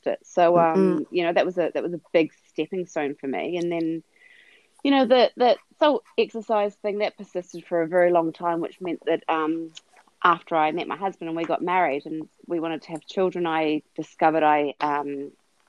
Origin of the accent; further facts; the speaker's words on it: New Zealand; moved away as an adult; now in Melbourne, Australia; we're originally from New Zealand, my husband and I. We came to Australia when I was pregnant with Zara